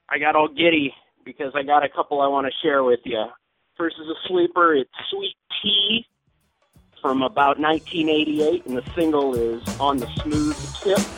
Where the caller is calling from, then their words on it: Kent, Ohio, United States; I'm calling from Kent, Ohio.